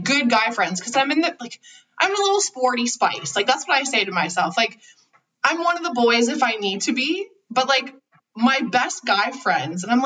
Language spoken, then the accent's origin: English; Toronto, Ontario, Canada; also born or lived in Durham Region, Ontario; I was born in Toronto by a Jewish man in a Jewish hospital